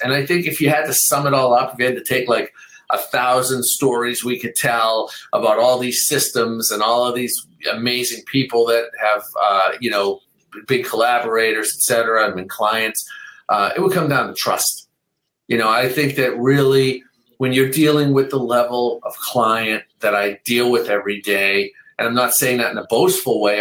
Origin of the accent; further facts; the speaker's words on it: Boston, Massachusetts, United States; I grew up in Boston